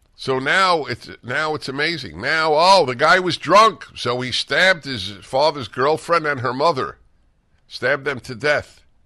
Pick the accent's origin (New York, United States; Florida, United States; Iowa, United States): New York, United States; moved away; I come from New York